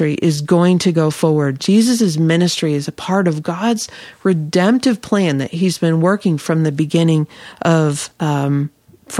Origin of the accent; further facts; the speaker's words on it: Illinois, United States; I grew up in Illinois